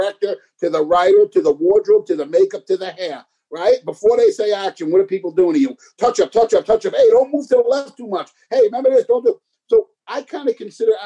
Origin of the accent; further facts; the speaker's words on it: New York City, New York, United States; moved away as an adult; now in Los Angeles, United States; growing up in the Bronx, I've always wanted to be an actor